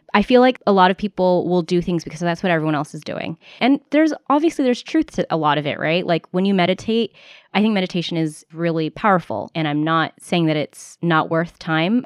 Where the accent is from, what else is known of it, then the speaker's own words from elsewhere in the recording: United States; first language English; I am American. My first language was English